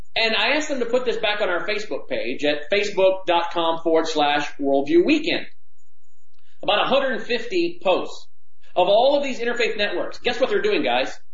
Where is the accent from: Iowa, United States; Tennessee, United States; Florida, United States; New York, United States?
Tennessee, United States; Memphis; in Memphis here in my hometown